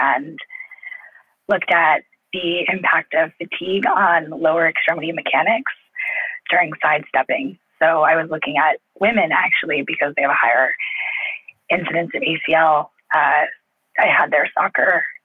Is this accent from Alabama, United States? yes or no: no; Los Angeles, California, United States; also born or lived in Indiana; I'm actually from Los Angeles